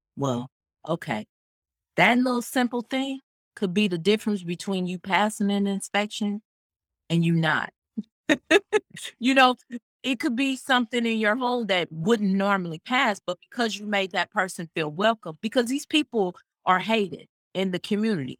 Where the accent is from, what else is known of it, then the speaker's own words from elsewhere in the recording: Kansas City, Missouri, United States; now in Phoenix, United States; I'm from originally, I'm from the Midwest. I'm from, uh, Kansas City, Missouri.